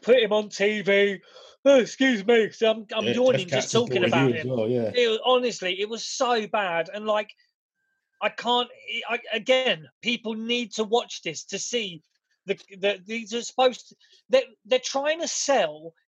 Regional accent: England, United Kingdom; We're British, mate. We're English.

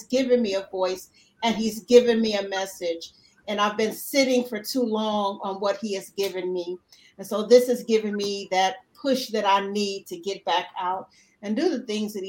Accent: Houston, Texas, United States; I am from Houston, Texas.

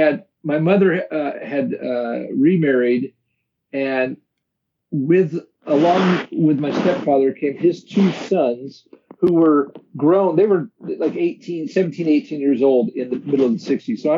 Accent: Arcadia, California, United States; also born or lived in San Gabriel Valley; My family moved to Arcadia when I was 6 months old. And I grew up in Arcadia.

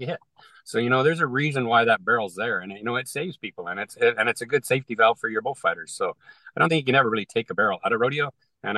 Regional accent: Canada; I'm a Canadian in an American market in the entertainment business

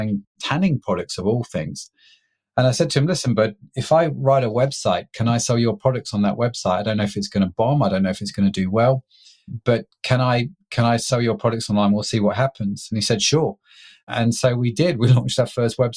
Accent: United Kingdom; I'm a British middle-class guy

